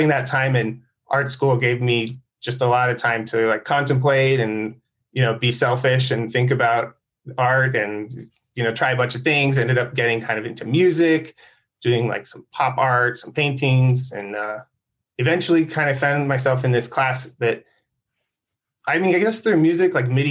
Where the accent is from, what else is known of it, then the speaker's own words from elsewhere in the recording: San Diego, California, United States; I grew up in San Diego